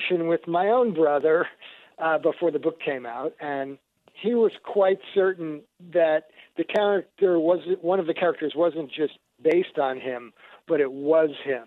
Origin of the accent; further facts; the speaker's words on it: New York, United States; now in Portland, United States; I grew up back in New York, my brother and I, thinking we were 100% Jewish